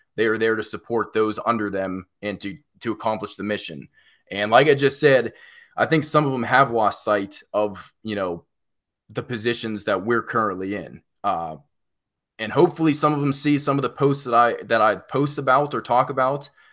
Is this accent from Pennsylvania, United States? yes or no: yes; Pittsburgh, Pennsylvania, United States; now in South Carolina, United States; I'm originally from Pittsburgh